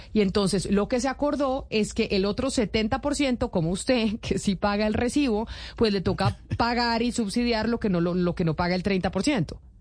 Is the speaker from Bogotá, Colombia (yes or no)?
yes; Bogotá, Colombia; de aquí somos bogotanos